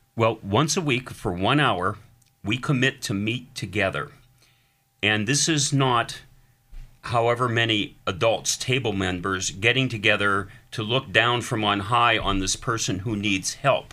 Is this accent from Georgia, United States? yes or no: no; Erie, Pennsylvania, United States; I'm Erie, born and raised